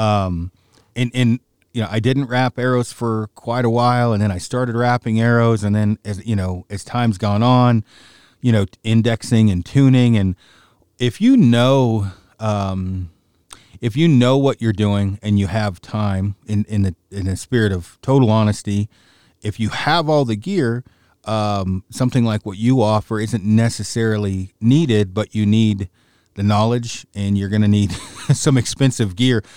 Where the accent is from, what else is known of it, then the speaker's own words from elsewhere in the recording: Oregon, United States; moved away; my hometown, sort of, state in Oregon